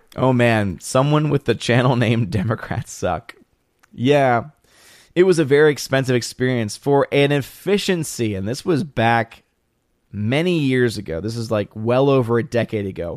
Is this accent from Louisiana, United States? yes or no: yes; New Orleans, Louisiana, United States; moved away; I'm originally from New Orleans